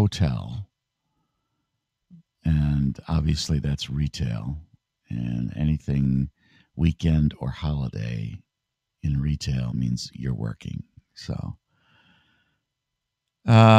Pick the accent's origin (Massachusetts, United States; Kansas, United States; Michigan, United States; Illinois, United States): Michigan, United States; now in New York, United States; I'm from Michigan